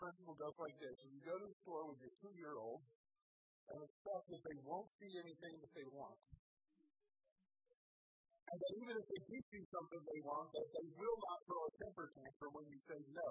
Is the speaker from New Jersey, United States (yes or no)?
no; Indiana, United States; I grew up in Indiana singing a little song that went like this